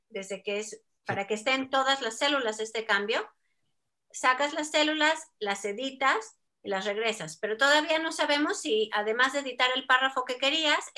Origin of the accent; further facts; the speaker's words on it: Mexico; accent: Mexican; ¿cómo que de dónde soy? De México. Así que ya mi acento parece que ha estado muy cambiado, pero, pero bueno, a veces me sale mexicano